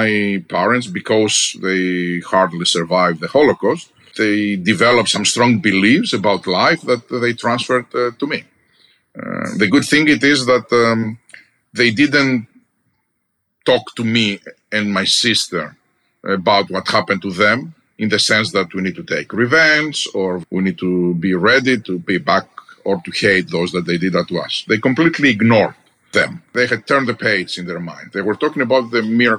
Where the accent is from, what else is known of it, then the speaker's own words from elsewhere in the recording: Greece; moved away as an adult; now in United States; I'm Greek by birth, American by choice. I'm also an American citizen, proudly now. But I grew up in Greece